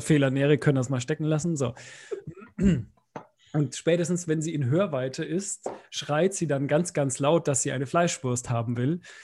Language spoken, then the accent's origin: German; Bavaria, Germany; moved away; bei uns in Bayern irgendwie in der neunten Klasse so ein Klassenbuch eingeführt